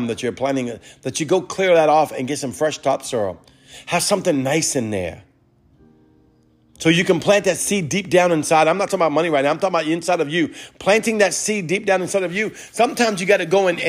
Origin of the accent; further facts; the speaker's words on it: New Orleans, Louisiana, United States; we're from New Orleans